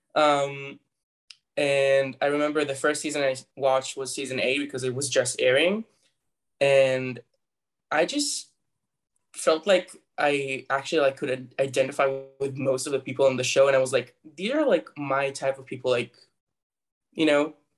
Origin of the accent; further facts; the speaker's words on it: Tel Aviv, Tel Aviv District, Israel; I was born and raised, and I still live in Tel Aviv, Israel